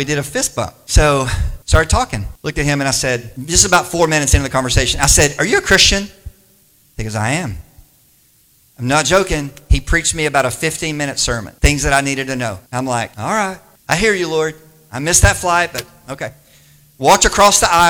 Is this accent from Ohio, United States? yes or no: no; Wichita Falls, Texas, United States; moved away; I was raised in Wichita Falls.